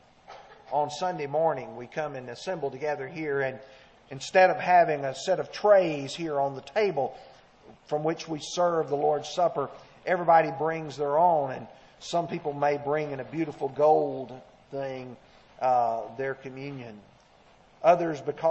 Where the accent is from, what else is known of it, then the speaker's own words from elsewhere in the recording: Alabama, United States; moved away; the area where I grew up in Alabama